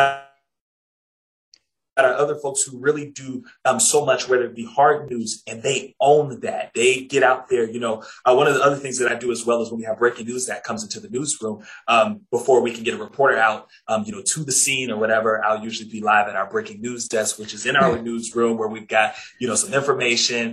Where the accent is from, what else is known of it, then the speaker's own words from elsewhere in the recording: Jacksonville, Florida, United States; moved away as an adult; I was at the NBC and ABC station in Jacksonville, Florida. It happened to be my hometown. That also happened to be the station that I grew up watching